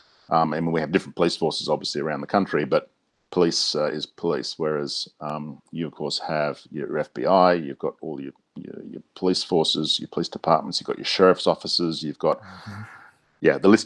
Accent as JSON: {"language": "English", "country": "Australia", "said": "We've got four Brits, one Canadian, and myself as the Australian representative in there."}